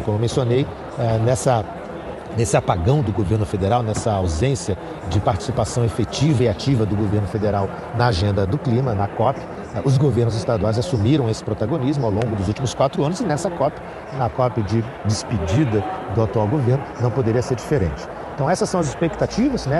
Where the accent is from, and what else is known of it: Brazil